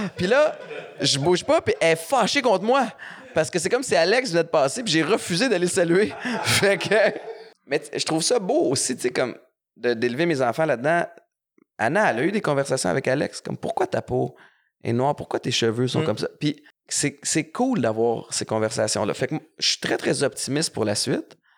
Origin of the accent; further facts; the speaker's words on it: Montreal, Quebec, Canada; j'ai grandi à Montréal-Nord